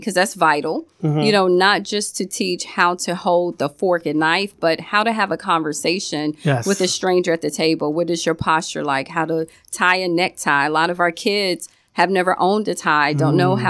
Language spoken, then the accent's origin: English; Virginia, United States; moved away as an adult; also born or lived in Maryland / Florida; now in Miami, United States; And I was in Maryland at that time. I'm from Virginia, so I've been here in Florida almost 8 years.